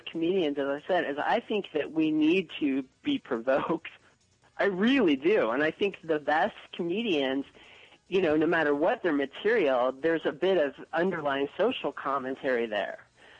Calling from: Chicago, Illinois, United States; This is Mark. I'm calling from Chicago.

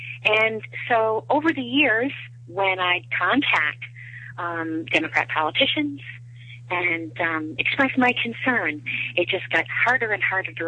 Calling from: Attleboro, Massachusetts, United States; I'm calling from Attleboro, Massachusetts.

